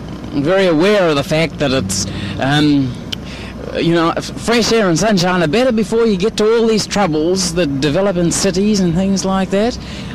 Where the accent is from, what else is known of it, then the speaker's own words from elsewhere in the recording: New Zealand; New Zealand.